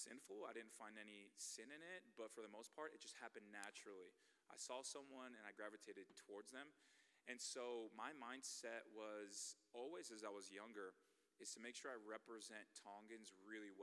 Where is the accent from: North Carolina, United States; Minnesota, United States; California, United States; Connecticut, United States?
California, United States; Bay Area; moved away as an adult; also born or lived in Nebraska; I'm from the Bay Area.